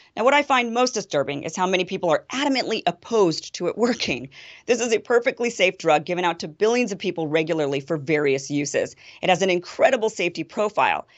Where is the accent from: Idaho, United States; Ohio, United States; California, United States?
Idaho, United States; my home state of Idaho